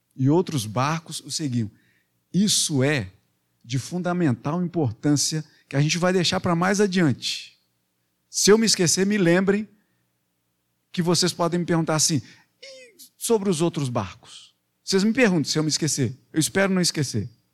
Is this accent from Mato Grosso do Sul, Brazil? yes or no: no; Belo Horizonte, Minas Gerais, Brazil; moved away; para Minas, para Belo Horizonte, lá na minha terra